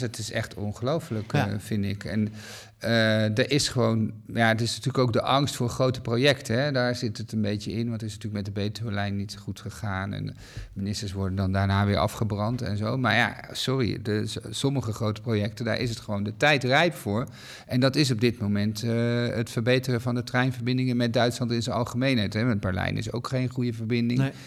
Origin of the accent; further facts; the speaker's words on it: Netherlands; wij als Nederlanders